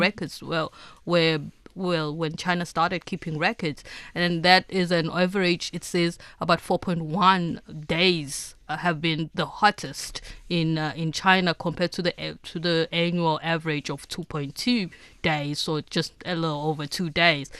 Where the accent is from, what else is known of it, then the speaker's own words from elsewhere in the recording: South Africa; as a South African